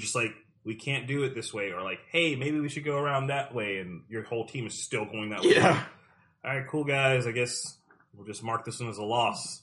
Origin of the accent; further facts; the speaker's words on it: South Carolina, United States; I'm from South Carolina and we don't have ice.